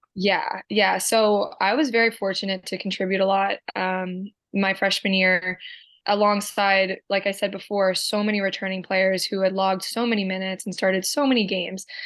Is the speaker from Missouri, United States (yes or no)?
no; Medford, New Jersey, United States; Born and raised Medford, New Jersey